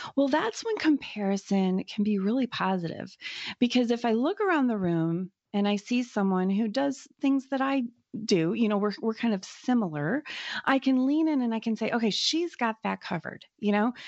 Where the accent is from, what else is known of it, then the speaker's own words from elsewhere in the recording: United States; as an American, you know, woman